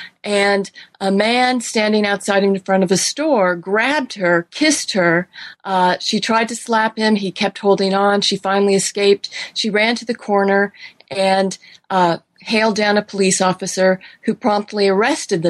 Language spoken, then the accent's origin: English; California, United States; now in Sewanee, United States; I grew up in California